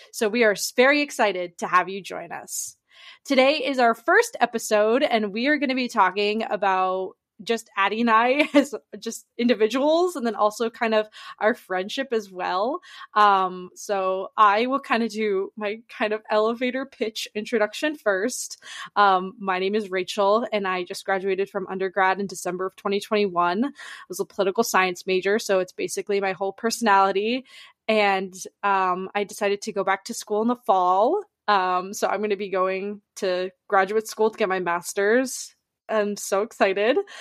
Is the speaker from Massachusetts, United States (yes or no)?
yes; Massachusetts, United States; I'm originally from Massachusetts.